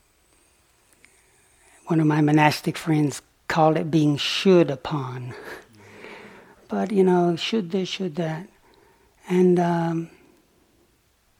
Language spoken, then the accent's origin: English; the South, United States; moved away as an adult; also born or lived in Oxford; Growing up in the South